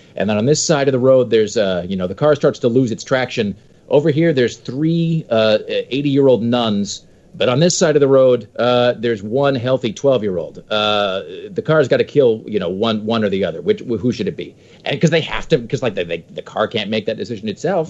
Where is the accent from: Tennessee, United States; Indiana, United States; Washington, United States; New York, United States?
Washington, United States; now in Portland, United States; I grew up in Washington